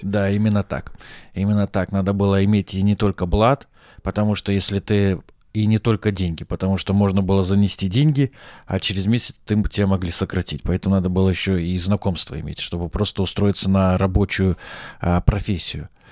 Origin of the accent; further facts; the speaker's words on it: Taraz, Zhambyl Region, Kazakhstan; moved away as an adult; also born or lived in Saint Petersburg, Russia; now in Moscow, Russia; пока я рос э, в Южном Казахстане